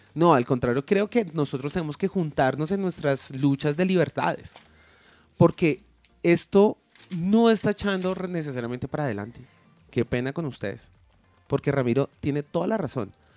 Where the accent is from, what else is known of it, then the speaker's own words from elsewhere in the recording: Colombia; lo que somos hoy en día como colombianos